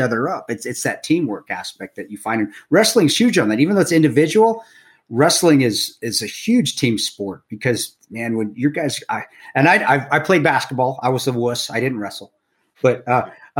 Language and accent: English; Provo, Utah, United States; moved away; also born or lived in Colorado; I was growing up at BYU